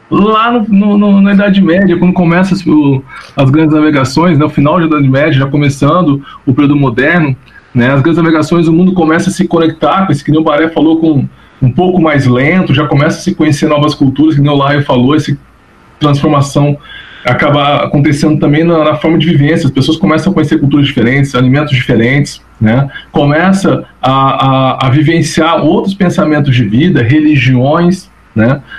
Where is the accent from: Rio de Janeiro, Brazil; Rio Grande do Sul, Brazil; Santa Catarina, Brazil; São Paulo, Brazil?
Rio de Janeiro, Brazil; now in São José do Rio Preto, Brazil; Eu lembro quando eu vim morar em Rio Preto, eu sou do Rio de Janeiro, não tem nem sotaque, me considero paulista não né, por causa disso.